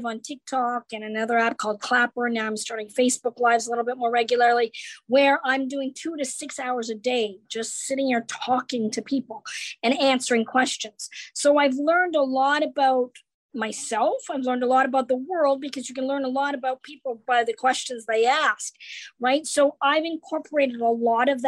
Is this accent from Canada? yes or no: yes; Canada; I grew up in Canada